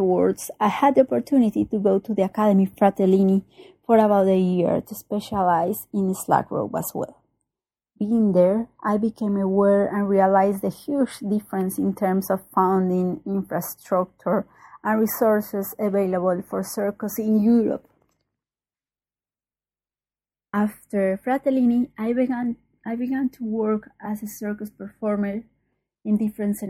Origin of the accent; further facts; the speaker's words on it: Colombia; I'm from Colombia.